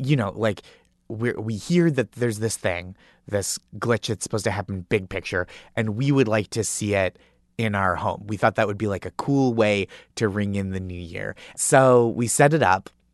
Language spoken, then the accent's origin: English; Stoneham, Massachusetts, United States; I grew up in Stoneham, Massachusetts